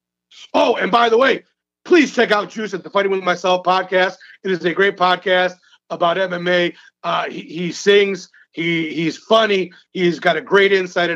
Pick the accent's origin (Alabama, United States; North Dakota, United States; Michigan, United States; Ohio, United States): Michigan, United States; Detroit; I'm from the Detroit area.